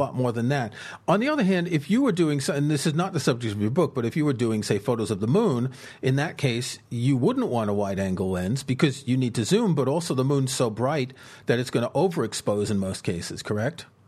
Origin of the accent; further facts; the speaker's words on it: New York City, New York, United States; moved away; also born or lived in southern France; I grew up in the States in New York City.